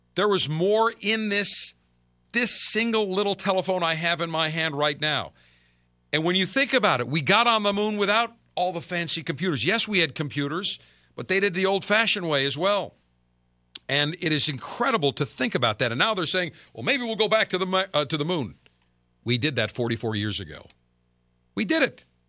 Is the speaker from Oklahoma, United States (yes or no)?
no; Buffalo, New York, United States; moved away; Cannot wait to get back to my hometown